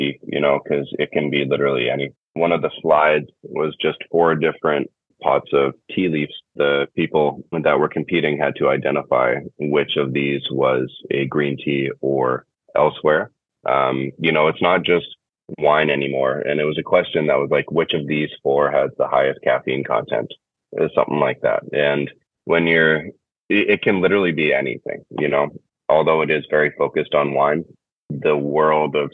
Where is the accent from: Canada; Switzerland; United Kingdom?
Canada; Being Canadian, I should know how to speak French